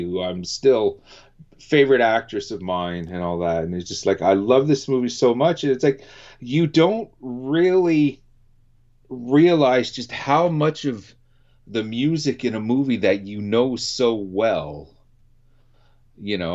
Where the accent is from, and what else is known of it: Canada